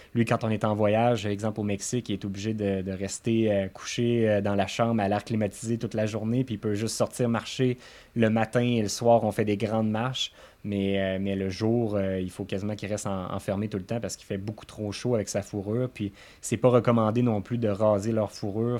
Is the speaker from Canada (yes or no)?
yes; Quebec City, Quebec, Canada; on vient de Beauport